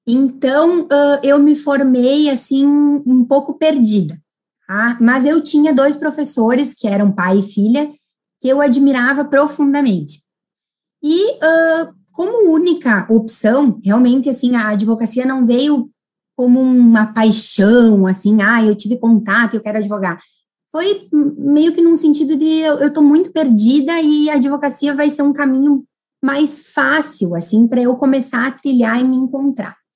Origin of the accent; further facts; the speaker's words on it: Casca, Rio Grande do Sul, Brazil; o meu sotaque denuncia, né? Eu sou do interior, sou de Casca, que é uma cidadezinha de 9 mil habitantes que fica próxima a Passo Fundo